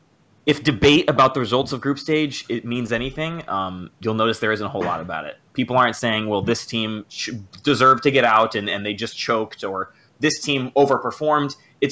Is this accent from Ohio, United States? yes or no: no; Miami, Florida, United States; now in Washington, United States; I'm calling from DC, but I'm originally from Miami.